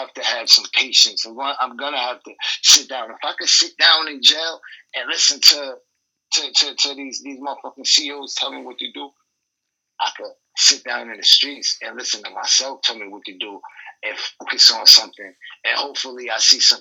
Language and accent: English; Utica, New York, United States; I'm from Utica, New York. Upstate